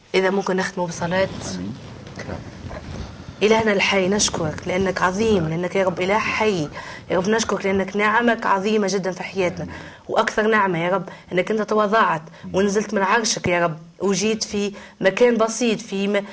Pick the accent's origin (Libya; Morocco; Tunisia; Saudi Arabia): Tunisia; انا مم. تونسيه وامي من سيدي بوزيد وانا باش نبقى تونسيه